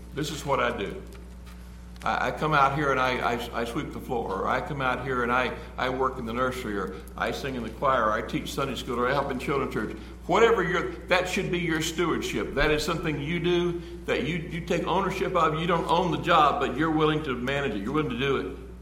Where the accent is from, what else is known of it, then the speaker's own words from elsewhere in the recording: United States; we're American.